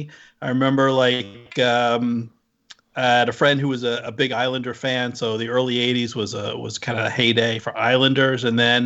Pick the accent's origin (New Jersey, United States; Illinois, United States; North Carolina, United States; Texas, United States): New Jersey, United States; also born or lived in Southern California; my home state team, the New Jersey Devils